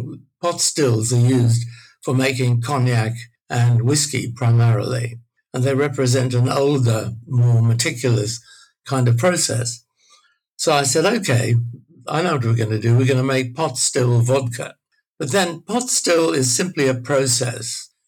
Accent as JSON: {"language": "English", "country": "Australia", "said": "Being Australian was very macho."}